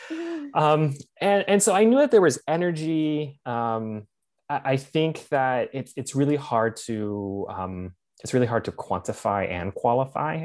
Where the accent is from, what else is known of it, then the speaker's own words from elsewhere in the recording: Lancaster, Pennsylvania, United States; moved away as an adult; also born or lived in Washington, District of Columbia, United States / New York / Michigan / San Francisco; I was born and raised in Lancaster County